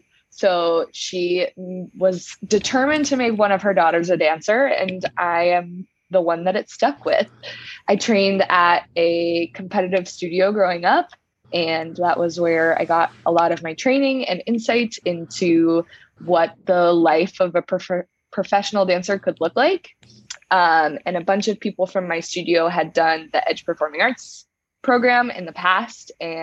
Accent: Colorado, United States; also born or lived in Georgia, United States / Hawaii, United States; I am from Colorado is what I say, but my family is like a family of nomads. We have lived in many different places. I was born in Georgia, lived in Hawaii for

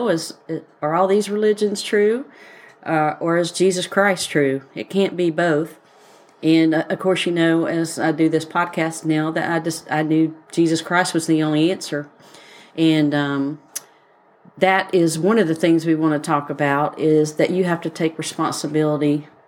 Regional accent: Missouri, United States; I'm {S1} from {S0} Missouri, so y'all leave me alone.

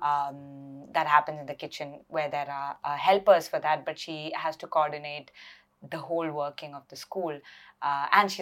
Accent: Ettumanoor, Kerala, India; moved away as an adult; also born or lived in Mumbai, India; now in United Kingdom; I come from a small town called Ettimanur. So I was born and brought up there till I was 18

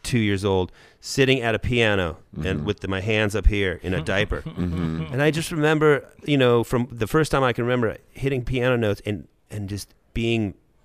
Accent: Thousand Oaks, California, United States; I went to Thousand Oaks, Los Angeles.

